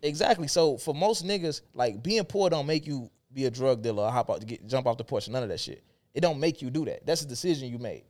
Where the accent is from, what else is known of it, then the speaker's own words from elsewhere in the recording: Chicago, Illinois, United States; when I was in the city